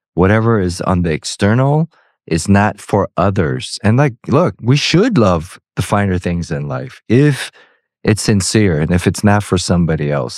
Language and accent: English; United States; being American and growing up here